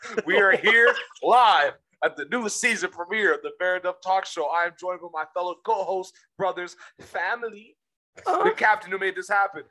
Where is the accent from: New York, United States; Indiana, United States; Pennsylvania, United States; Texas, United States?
Texas, United States; But I am from Texas.